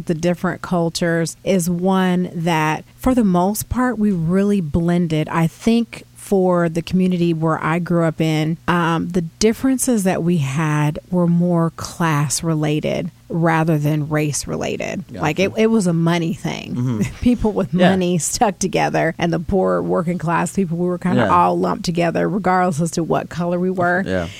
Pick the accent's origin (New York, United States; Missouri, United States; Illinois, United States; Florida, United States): Illinois, United States; Galesburg; also born or lived in Peoria, Illinois; I was born here in Peoria, but I grew up in Galesburg, and I grew up in a poor and working class neighborhood, a lot of proud people.